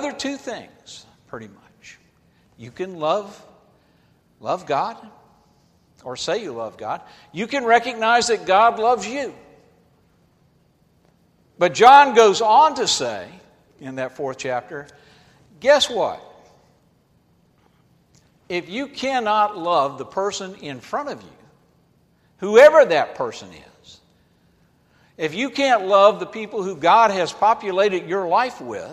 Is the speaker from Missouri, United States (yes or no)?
no; Atlanta, Georgia, United States; I grew up in Atlanta, Georgia